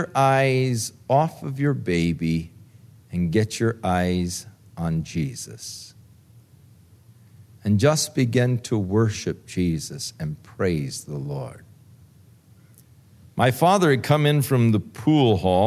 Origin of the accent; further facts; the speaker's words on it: Ventura, California, United States; I was born in the Big Sisters Hospital in Ventura